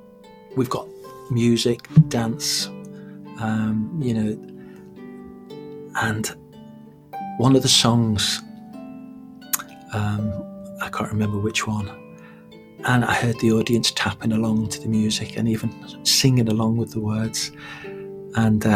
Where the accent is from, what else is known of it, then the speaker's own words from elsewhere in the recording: Liverpool, North West England, United Kingdom; I'm from originally the outskirts of Liverpool, probably not a genuine Scouser as most people understand it